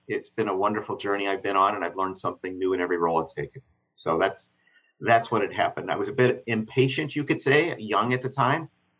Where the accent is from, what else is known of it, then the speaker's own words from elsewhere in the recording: Chicago, Illinois, United States; I'm a Midwesterner. I wasn't born there, but I consider myself a Chicagoan.